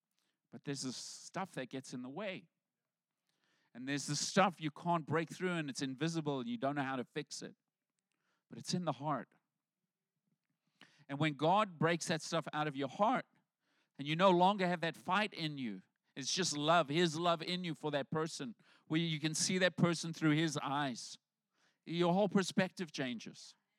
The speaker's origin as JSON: {"language": "English", "country": "South Africa", "moved": "as an adult", "said": "So when I came over from South Africa, I came over with my pastor. He brought me here."}